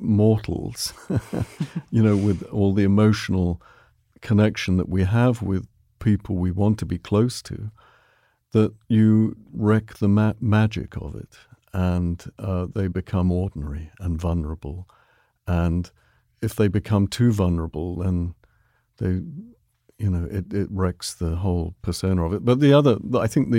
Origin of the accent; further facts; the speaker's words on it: England, United Kingdom; moved away; growing up in England